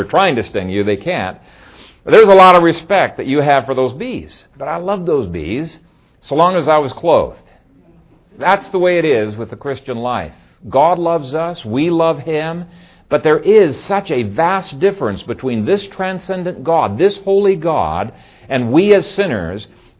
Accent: Ethiopia; When I grew up in Ethiopia, my dad and I had between 17 and 20 beehives.

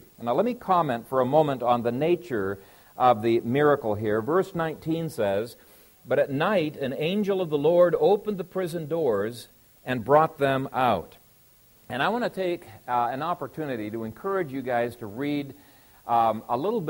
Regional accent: Ethiopia; In the country I grew up in Ethiopia, we heard stories all the time of remarkable deliverances that God brought to his people

